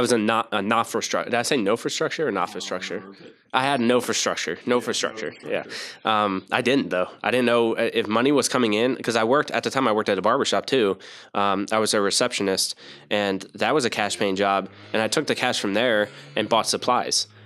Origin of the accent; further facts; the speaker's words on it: New Jersey, United States; I was born in Jersey